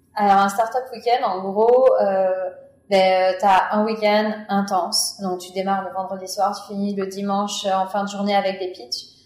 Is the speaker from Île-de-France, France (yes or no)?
no; Grenoble area, Auvergne-Rhône-Alpes, France; moved away as an adult; now in Montreal, Canada; je viens de la région grenobloise